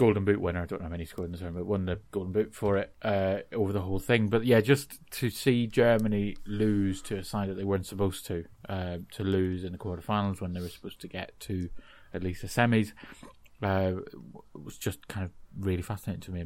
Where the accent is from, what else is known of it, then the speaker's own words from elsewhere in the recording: Northern Ireland, United Kingdom; being Irish and living in Northern Ireland